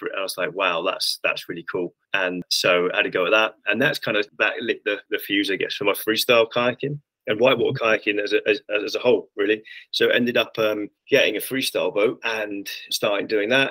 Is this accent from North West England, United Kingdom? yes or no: no; London, United Kingdom; I grew up in South London